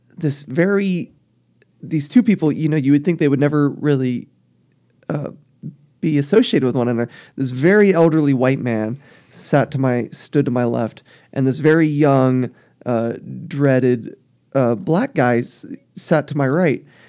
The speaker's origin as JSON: {"language": "English", "region": "South Texas", "country": "United States", "tie": "born or raised there", "said": "I grew up in South Texas"}